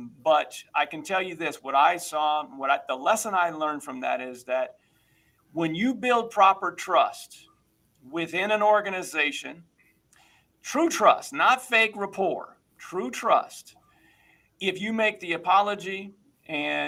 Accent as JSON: {"language": "English", "town": "Kansas City", "region": "Missouri", "country": "United States", "tie": "born or raised there", "said": "growing up in Kansas City"}